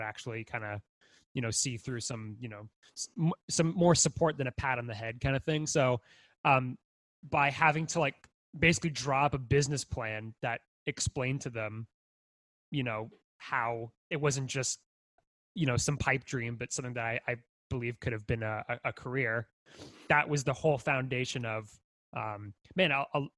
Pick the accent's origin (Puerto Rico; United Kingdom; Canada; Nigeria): Canada; Brockville, Ontario; I came from Brockville.